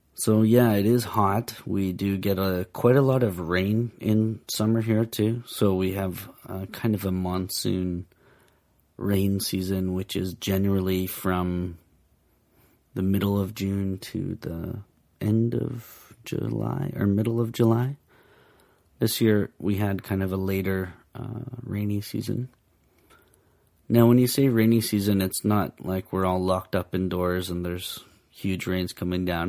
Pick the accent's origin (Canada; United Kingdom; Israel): Canada; Vancouver, British Columbia; now in Japan; I'm from Vancouver